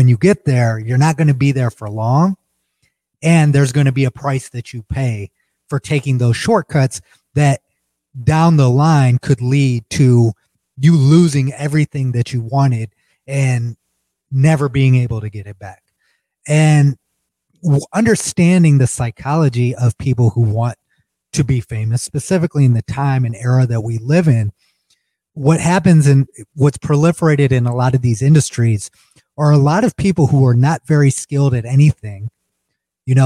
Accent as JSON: {"language": "English", "country": "United States", "said": "as an American living in America"}